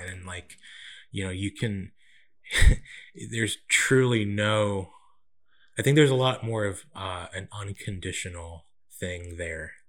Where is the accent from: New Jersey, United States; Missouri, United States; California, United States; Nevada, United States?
California, United States; Central; also born or lived in Winder, Georgia; now in Atlanta, United States; I was born and raised in Central California and moved to, uh, Winder, Georgia in, uh, two thousand